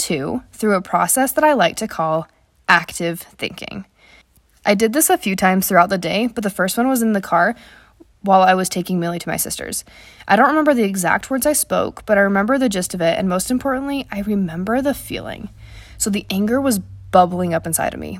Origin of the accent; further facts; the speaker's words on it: Wyoming, United States; where I grew up in Wyoming